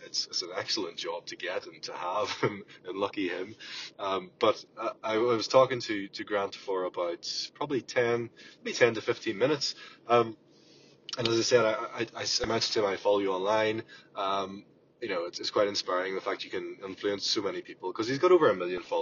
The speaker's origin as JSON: {"language": "English", "country": "Ireland", "said": "from Ireland"}